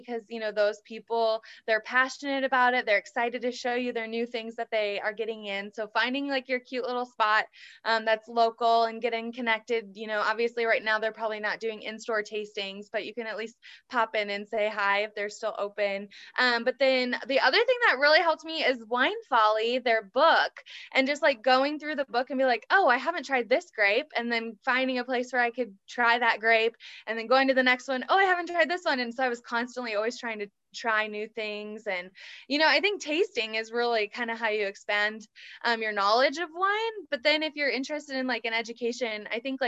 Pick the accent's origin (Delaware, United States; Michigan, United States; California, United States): Michigan, United States; moved away as an adult; now in Kansas City, United States; I was born and raised in Michigan